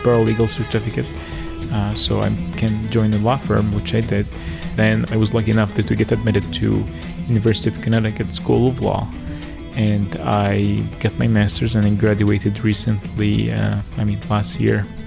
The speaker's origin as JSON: {"language": "English", "town": "Giza", "region": "Giza Governorate", "country": "Egypt", "tie": "born or raised there", "moved": "as an adult", "lives_now": "Pittsfield, United States", "said": "I lived in Harm Street, which is called the Pyramid Street, which is very touristic in nature, and I just grew up seeing tourists everywhere"}